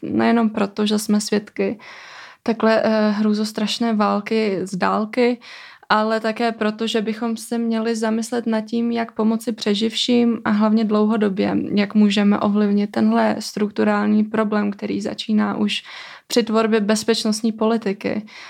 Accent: Kosovo; now in Czech Republic; já sama pocházím z Kosova

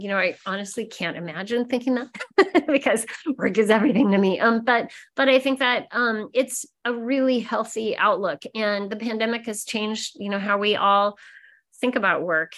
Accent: Nebraska, United States; moved away; Growing up in Nebraska, I wasn't really taught to be very curious, I think, in my small town

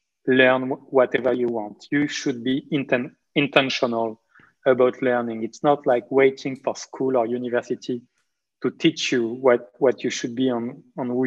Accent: Marseille, Provence-Alpes-Côte d'Azur, France; I was born in Marseille in southeast of France to two French doctors

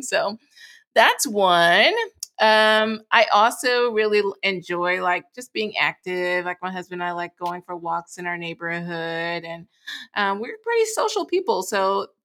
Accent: Dallas, Texas, United States; now in Memphis, United States; I'm originally from Dallas, Texas

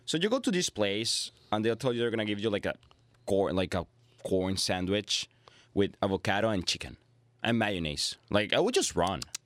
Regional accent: Venezuela; also born or lived in Peru; now in Canada; I live in Venezuela. I was born in Venezuela. Then I moved to Peru for many reasons. And here I am now in Canada

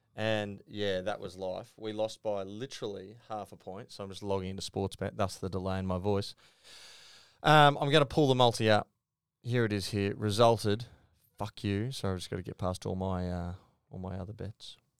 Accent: Queensland, Australia; as a Queenslander

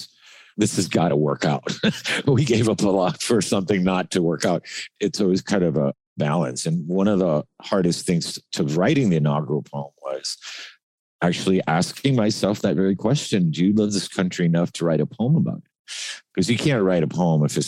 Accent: Miami, Florida, United States; also born or lived in Cuba; growing up in Miami, which is like another country

